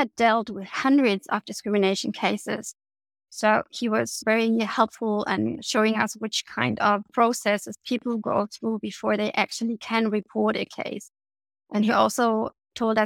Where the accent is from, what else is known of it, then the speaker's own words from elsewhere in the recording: East Germany, Germany; I grew up in East Germany before the war came down